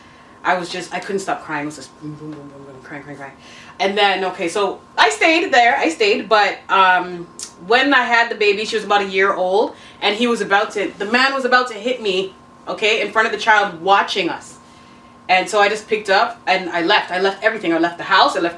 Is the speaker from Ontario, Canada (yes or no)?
yes; Toronto, Ontario, Canada; I'm from Toronto, born and raised